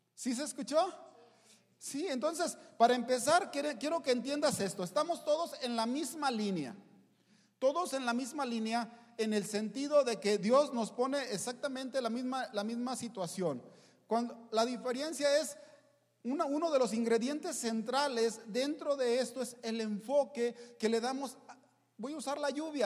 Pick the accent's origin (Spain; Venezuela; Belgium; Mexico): Mexico; soy mexicano, no soy hebreo